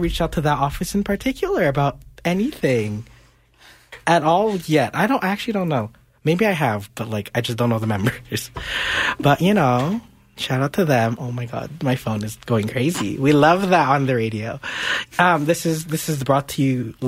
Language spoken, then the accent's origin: English; Montreal, Quebec, Canada; my hometown of Montreal